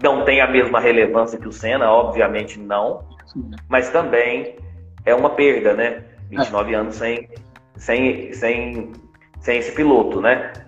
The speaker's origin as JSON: {"language": "Portuguese", "country": "Brazil", "said": "eu tenho orgulho de falar que sou brasileiro"}